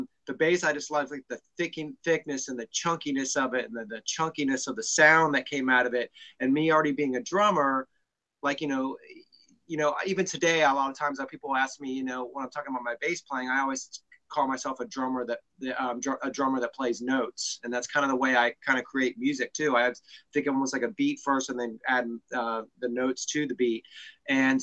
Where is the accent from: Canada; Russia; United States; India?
United States; Cincinnati, Ohio; I grew up in Cincinnati, Ohio, which is where I still live today.